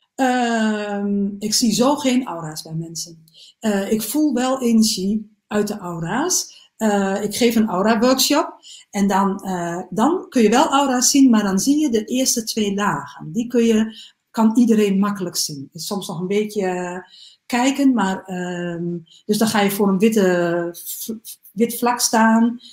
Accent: Salland, Overijssel, Netherlands; moved away; also born or lived in Groningen; Ik kom oorspronkelijk uit um, ehm, Salland.

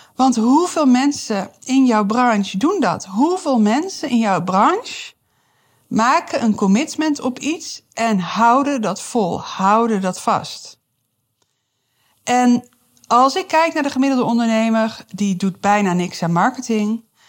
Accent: Amsterdam, North Holland, Netherlands; moved away as an adult; now in Deventer, Netherlands; ik kom uit Amsterdam en toen ik hierheen verhuisde, wat alweer, jeetje, dat is echt alweer 14 jaar geleden

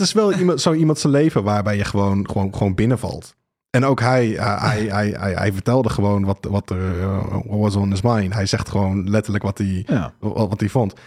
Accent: Rhenen, Utrecht, Netherlands; Ik, ik kom uit Renen. ik ben er ook opgegroeid

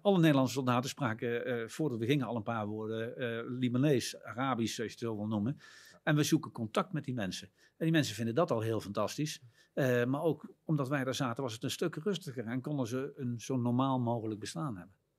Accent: Netherlands; Wij vinden het als Nederlanders

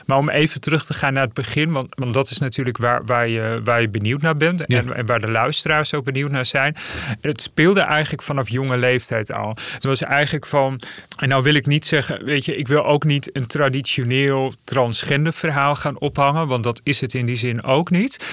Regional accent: Friesland, Netherlands; moved away; also born or lived in Zeist; ik ben geboren in Friesland

